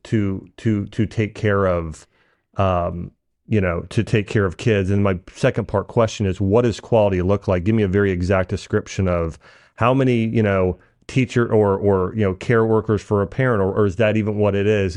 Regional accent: Dayton, Ohio, United States; I grew up in Dayton

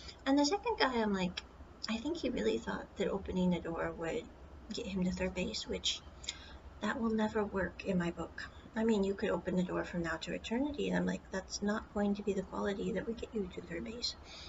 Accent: Midwest, United States; moved away as an adult; now in Taiwan; Like in the States, I grew up in the Midwest.

